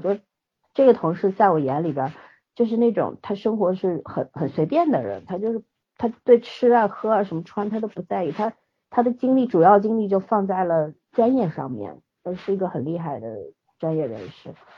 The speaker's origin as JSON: {"language": "Chinese", "region": "Shanghai", "country": "China", "tie": "born or raised there", "said": "我是土生土长上海人，我也没有老家可回"}